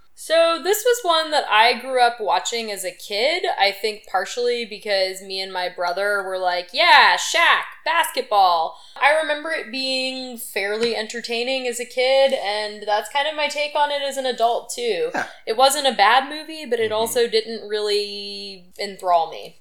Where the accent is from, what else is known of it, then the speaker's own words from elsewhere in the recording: Baton Rouge, Louisiana, United States; I grew up in the Baton Rouge area